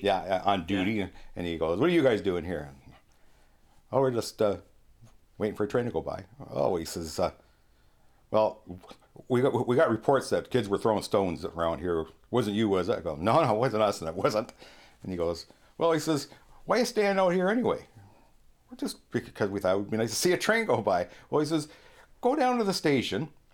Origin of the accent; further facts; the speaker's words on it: St. Thomas, Ontario, Canada; I was born in St. Thomas, which, uh, of course, everybody calls the railway city